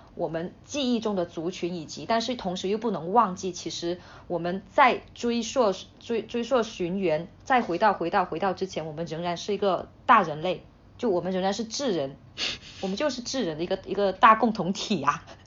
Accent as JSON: {"language": "Chinese", "region": "Hainan", "country": "China", "tie": "born or raised there", "also_born_or_lived": "Chongqing / Beijing", "moved": "as an adult", "said": "我从小在海南长大 ，呃，嗯。之后我又去重庆读书，再之后我在北京工作"}